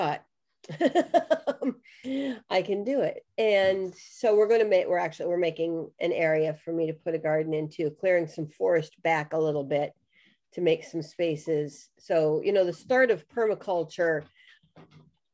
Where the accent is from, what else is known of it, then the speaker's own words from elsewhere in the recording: New Hampshire, United States; moved away as an adult; also born or lived in Pittsburgh, Pennsylvania; We just moved from the suburbs outside of Pittsburgh, Pennsylvania, back to my home state of New Hampshire